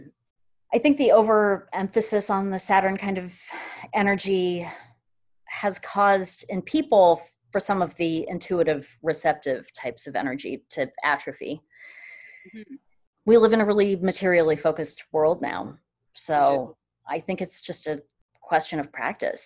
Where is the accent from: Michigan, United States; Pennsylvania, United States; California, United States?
California, United States; Sacramento; I grew up in Sacramento